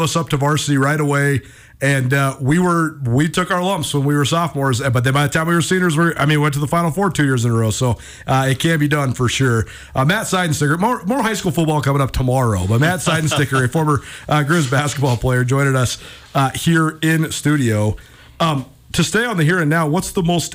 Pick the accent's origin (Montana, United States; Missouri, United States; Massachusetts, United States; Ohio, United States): Montana, United States; Missoula; growing up in Missoula, when I was in middle school and high school